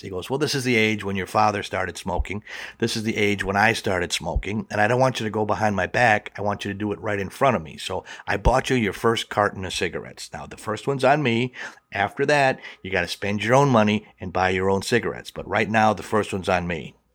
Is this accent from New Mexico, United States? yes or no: no; Milwaukee, Wisconsin, United States; I grew up in Milwaukee, which is about ninety miles from Chicago